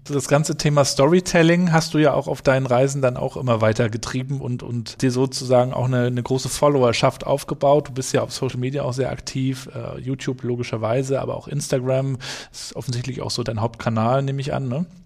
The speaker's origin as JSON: {"language": "German", "country": "Germany", "tie": "born or raised there", "said": "Ich bin ja auch noch in der DDR aufgewachsen"}